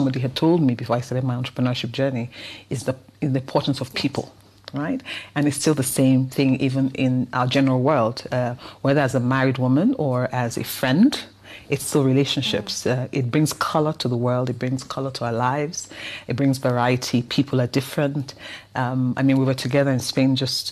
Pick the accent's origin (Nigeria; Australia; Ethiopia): Nigeria; accent: Nigerian; a lady recognized my accent, that I was Nigerian